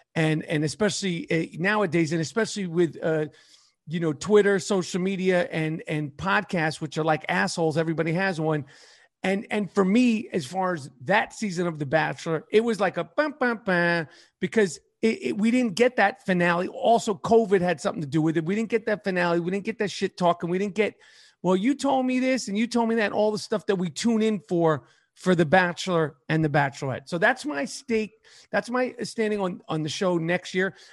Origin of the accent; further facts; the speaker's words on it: New York City, New York, United States; accent: New York; New York City, born and raised in New York City